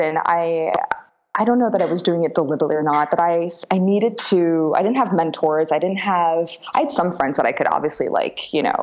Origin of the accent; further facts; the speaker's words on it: outside New York City, United States; moved away as an adult; now in Paris, France; I grew up in New York in this small French community. Sounds a bit odd, but yeah, small French community outside of New York City.